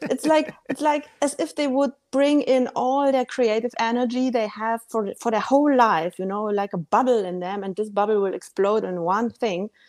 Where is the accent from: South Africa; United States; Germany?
Germany; Bavaria; moved away; I grew up in Bavaria